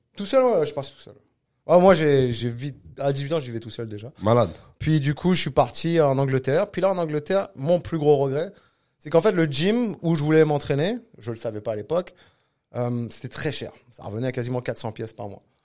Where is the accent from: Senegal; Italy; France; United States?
France; Cannes, Provence-Alpes-Côte d'Azur; now in Quebec, Canada; Je viens de Cannes, du sud de la France.